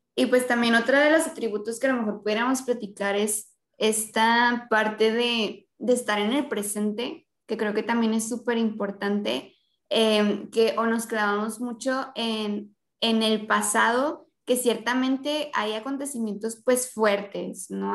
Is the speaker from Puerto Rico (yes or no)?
no; Mexico; nosotros como mexicanos